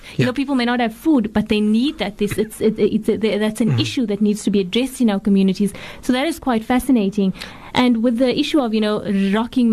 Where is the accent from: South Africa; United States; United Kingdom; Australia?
South Africa; as a South African female